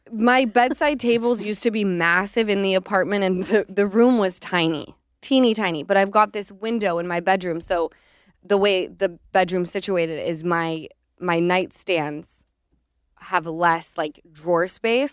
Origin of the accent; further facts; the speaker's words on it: Utah, United States; now in Los Angeles, United States; growing up in Utah